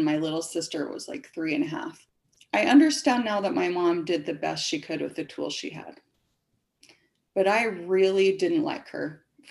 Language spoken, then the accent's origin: English; Springville, Utah, United States; I was born and raised in Springville, Utah